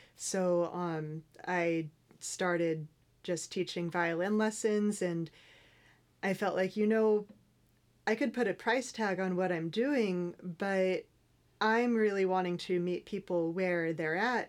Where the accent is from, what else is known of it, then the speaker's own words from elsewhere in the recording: Northern California, United States; I grew up in Northern California